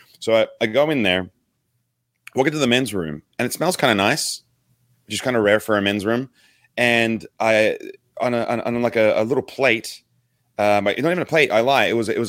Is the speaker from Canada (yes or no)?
no; Australia; Oh, good day, mate. I'm Aussie ….